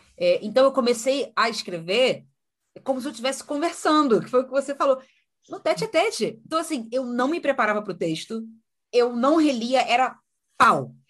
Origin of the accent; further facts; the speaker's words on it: São Gonçalo, Rio de Janeiro, Brazil; Eu sou carioca, né? Nasci e criada no Rio uma cidadezinha chamada São Gonçalo.